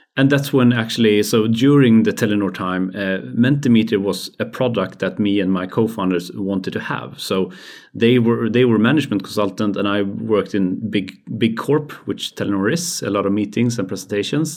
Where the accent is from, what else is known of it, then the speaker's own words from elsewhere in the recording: Skövde, Västra Götaland, Sweden; growing up in Skövde.